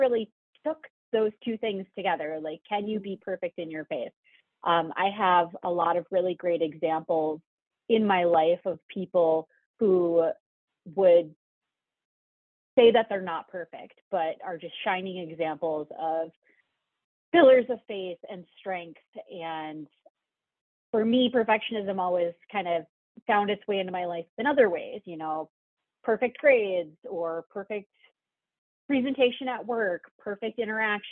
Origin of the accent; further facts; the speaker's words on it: Dickinson, North Dakota, United States; now in Horace, United States; I grew up in Western North Dakota